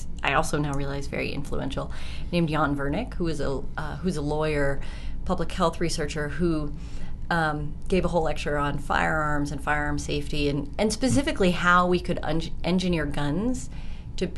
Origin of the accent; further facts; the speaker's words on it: Colorado, United States; I'm from Colorado